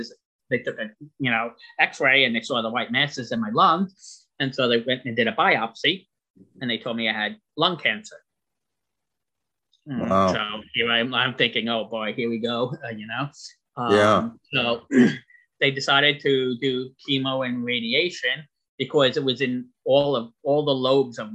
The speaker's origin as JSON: {"language": "English", "area": "Long Island", "region": "New York", "country": "United States", "tie": "born or raised there", "said": "I was born and raised on Long Island, New York"}